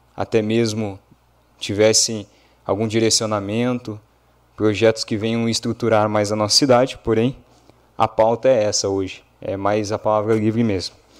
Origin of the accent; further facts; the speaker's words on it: Brazil; como cidadão, como brasileiro